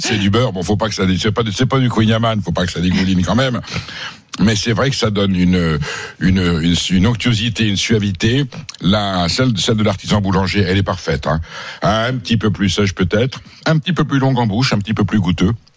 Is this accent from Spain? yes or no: no; Basque Country, Nouvelle-Aquitaine, France; je viens du Pays-Bas